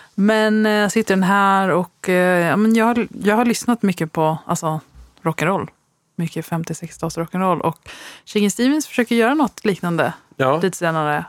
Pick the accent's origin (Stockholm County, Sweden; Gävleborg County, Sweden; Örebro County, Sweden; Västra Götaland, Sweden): Västra Götaland, Sweden; Västgötaslätten; jag växte upp på Västgötaslätten